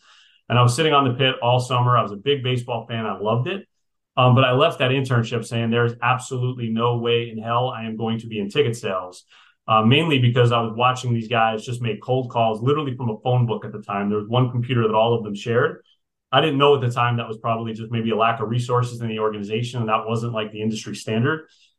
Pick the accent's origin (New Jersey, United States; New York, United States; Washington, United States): New Jersey, United States; So when I was at UF in college, I was coming from New Jersey. I didn't know a soul in Gainesville.